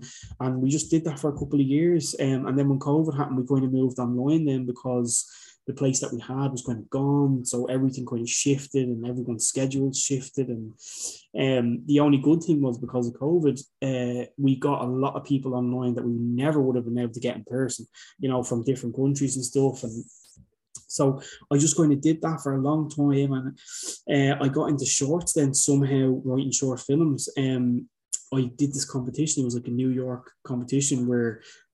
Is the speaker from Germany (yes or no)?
no; Dublin, Leinster, Ireland; I'm from Dublin.